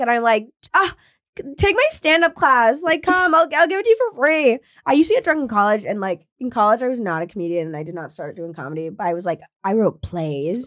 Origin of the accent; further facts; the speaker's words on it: Williamstown, Massachusetts, United States; my hometown, Williamstown, Massachusetts